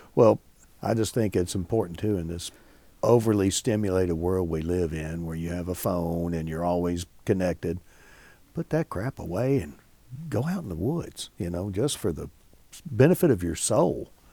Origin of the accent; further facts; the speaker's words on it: Bardstown, Kentucky, United States; when I was growing up in Bardstown